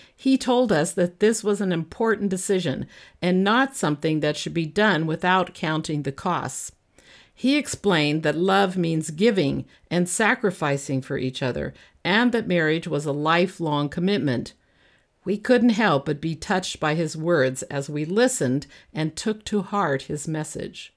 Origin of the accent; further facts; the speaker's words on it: United States; me, an American